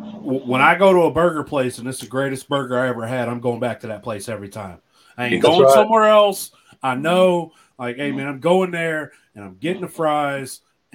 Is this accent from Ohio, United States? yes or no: yes; Dayton, Ohio, United States; You know, we from I'm from Dayton, Ohio.